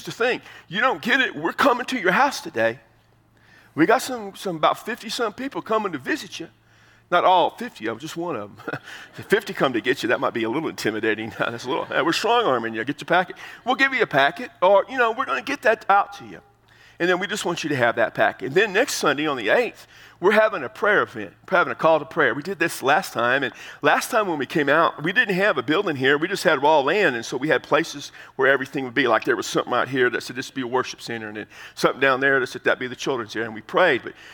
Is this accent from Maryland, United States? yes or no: no; Texas, United States; I'm from Texas